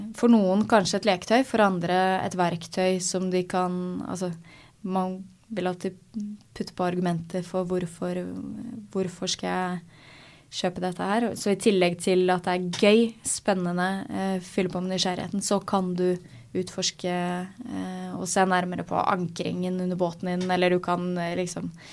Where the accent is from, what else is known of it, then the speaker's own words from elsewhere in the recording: Asker, Akershus, Norway; Jeg er fra Asker, eh, så jeg eh, seilte Askes, gjennom Asker seilforening